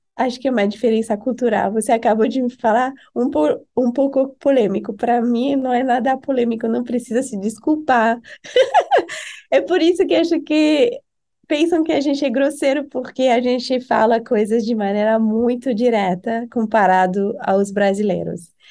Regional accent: Paris, Île-de-France, France; Portuguese is a second language; moved away as an adult; also born or lived in Halifax, Canada / Argentina / Brazil; now in United States; Eu nasci em Paris, a cidade que muita gente conhece

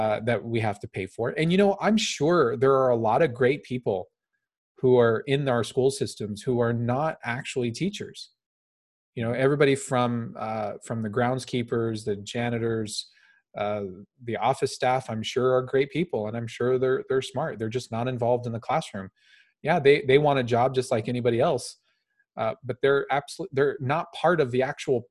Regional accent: Phoenix, Arizona, United States; I grew up in South Phoenix in a very, very economically depressed

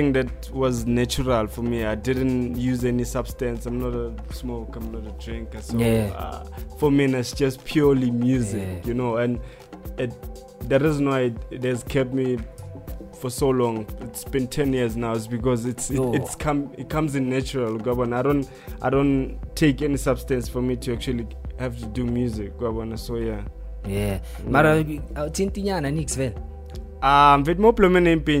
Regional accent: Pretoria, Gauteng, South Africa; also born or lived in Alexandra, Johannesburg; now in Johannesburg, South Africa; I'm from Alex, based, and I'm born in Pretoria

